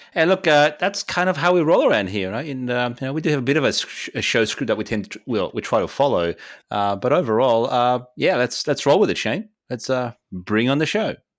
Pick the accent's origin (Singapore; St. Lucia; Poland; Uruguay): Poland; moved away; Poland, uh, my home country